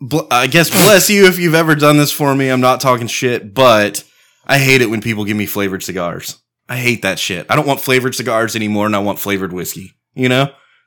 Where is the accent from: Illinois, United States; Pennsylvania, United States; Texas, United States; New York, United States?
Texas, United States; Comfort; I grew up in Comfort, Texas.